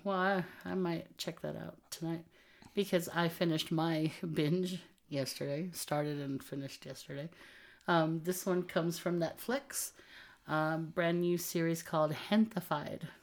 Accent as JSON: {"language": "English", "region": "Texas border of Mexico", "country": "United States", "tie": "born or raised there", "said": "we grew up um, in the Texas border of Mexico."}